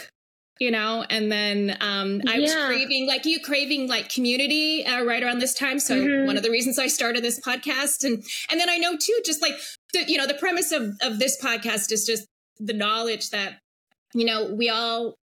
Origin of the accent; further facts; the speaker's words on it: Hawaii, United States; I grew up in Hawaii on this little island in the middle